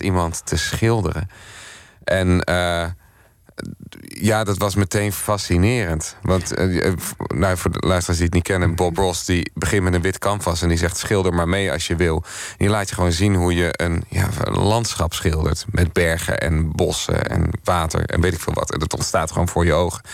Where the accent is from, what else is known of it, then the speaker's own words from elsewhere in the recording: Gouda, South Holland, Netherlands; moved away as an adult; also born or lived in Amsterdam / Rotterdam; Gouda, waar ik overigens ook vandaan kom